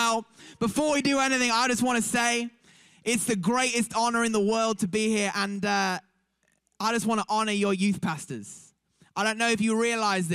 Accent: Manchester, North West England, United Kingdom; we're from Manchester, England

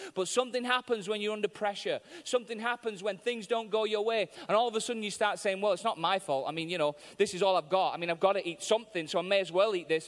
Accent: Manchester, North West England, United Kingdom; I'm from Manchester in England, and I'm in America

